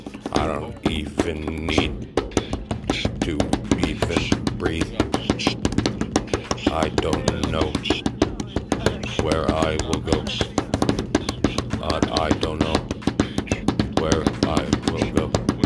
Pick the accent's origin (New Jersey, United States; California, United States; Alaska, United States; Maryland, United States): New Jersey, United States; I'm from New Jersey.